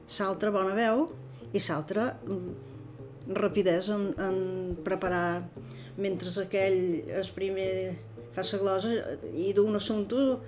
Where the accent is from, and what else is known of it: Menorca, Balearic Islands, Spain